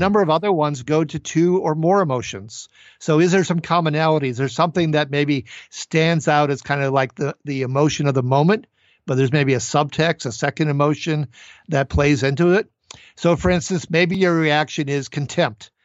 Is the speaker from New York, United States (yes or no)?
no; Minnesota, United States; my home state of Minnesota